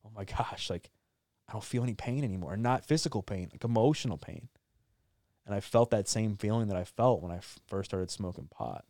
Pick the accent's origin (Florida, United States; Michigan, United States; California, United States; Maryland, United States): Maryland, United States; I grew up in Maryland, born and raised, still live there now